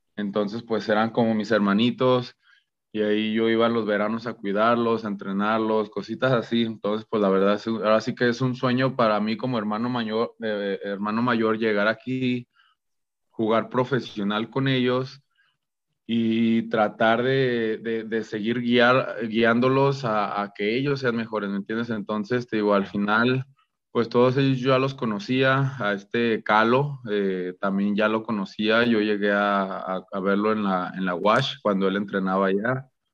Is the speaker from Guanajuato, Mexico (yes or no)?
no; Guadalajara, Jalisco, Mexico; also born or lived in Los Angeles / El Paso, Texas; me regresé ya a Guadalajara, a de donde yo soy